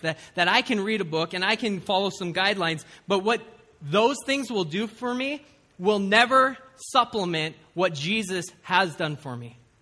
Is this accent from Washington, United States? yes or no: yes; Seattle, Washington, United States; I grew up in Seattle